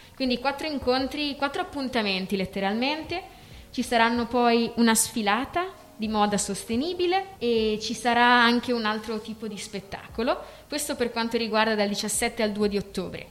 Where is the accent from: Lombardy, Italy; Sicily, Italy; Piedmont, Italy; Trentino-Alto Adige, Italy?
Trentino-Alto Adige, Italy; Ala; sono di Ala